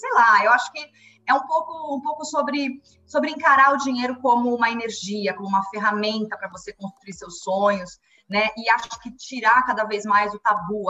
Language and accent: Portuguese; Brazil; como brasileiros